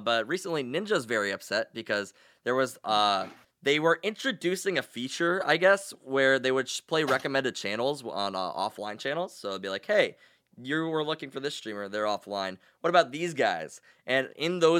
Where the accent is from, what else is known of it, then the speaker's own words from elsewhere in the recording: North Dakota, United States; I'm from North Dakota and I don't know if it's similar in Ohio, but nobody in North Dakota locks their doors